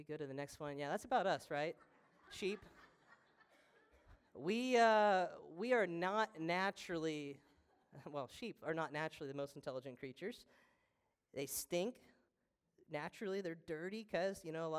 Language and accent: English; Trenton, Missouri, United States; I'm from Trenton, Missouri